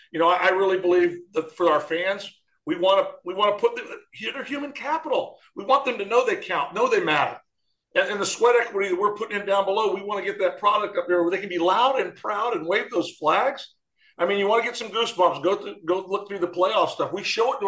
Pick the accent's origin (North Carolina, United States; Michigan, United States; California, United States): Michigan, United States; Detroit; moved away; I was born outside of Detroit. I'm a Detroit kid